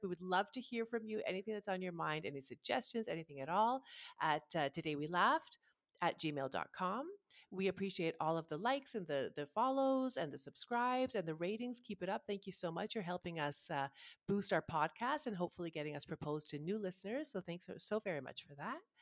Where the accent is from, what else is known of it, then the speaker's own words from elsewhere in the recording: Canada; also born or lived in Ottawa; we're just Canadian